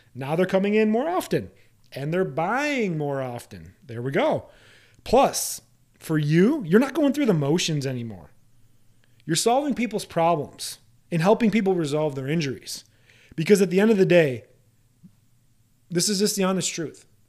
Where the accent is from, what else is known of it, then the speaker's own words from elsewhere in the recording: Iowa, United States; home state of Iowa